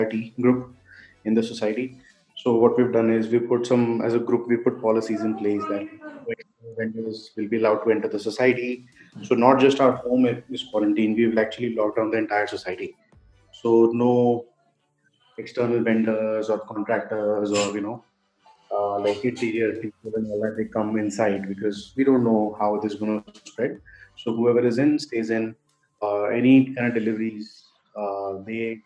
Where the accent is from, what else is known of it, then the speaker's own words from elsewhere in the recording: Delhi, India; now in Bangalore, India; I was born and raised in Delhi, but I live in Bangalore now.